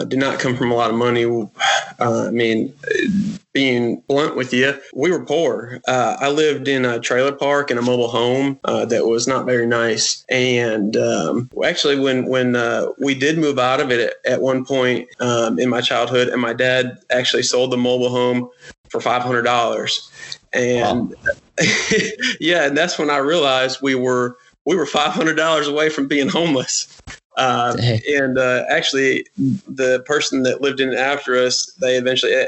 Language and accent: English; United States; growing up in America, the land of opportunity and privilege